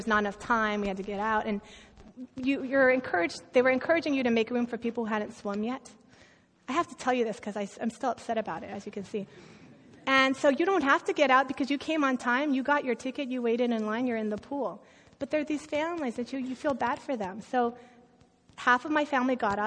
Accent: United States; I'm American

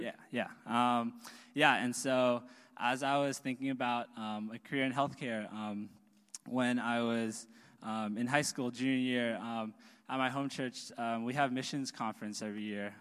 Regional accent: South Bay, Silicon Valley, California, United States; I grew up in South Bay, Silicon Valley

